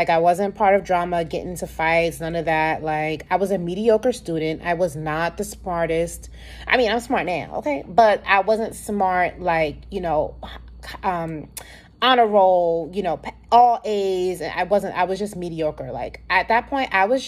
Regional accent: New York City, New York, United States; So I grew up in Harlem, New York, born and raised Harlem, New York City

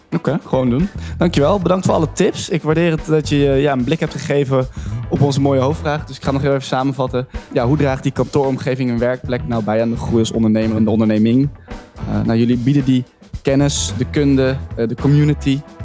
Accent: Rotterdam, South Holland, Netherlands; Ik kom zelf uit Rotterdam.

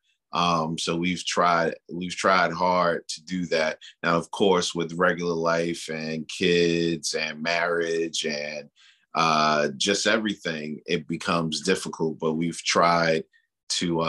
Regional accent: New York City, New York, United States; now in Virginia, United States; I am a New York City kid

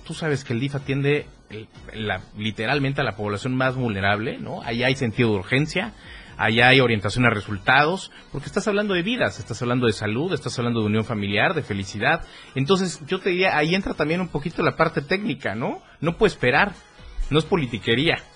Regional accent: Tuxtla Gutiérrez, Chiapas, Mexico; nacido en Tuxla Gutiérrez

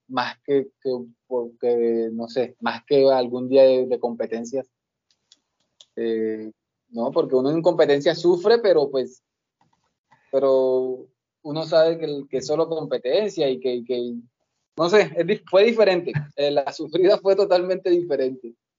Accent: Montes de María, Bolívar, Colombia; moved away; also born or lived in Barranquilla; yo soy de Bolívar, yo soy de los Montes de María

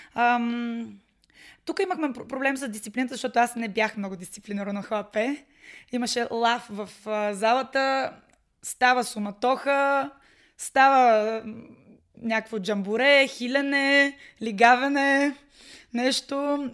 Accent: Pernik, Pernik Province, Bulgaria; moved away as an adult; now in Sofia, Bulgaria; родена съм в София, обаче съм израснала в Перник

